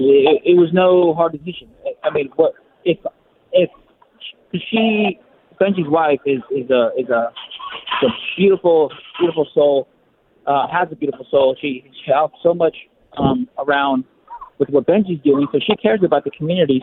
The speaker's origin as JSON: {"language": "English", "region": "Southern California", "country": "United States", "moved": "as an adult", "said": "I'm from Southern California"}